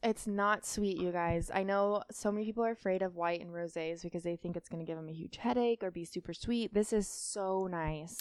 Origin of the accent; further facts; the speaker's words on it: Northern California, United States; I'm from Northern California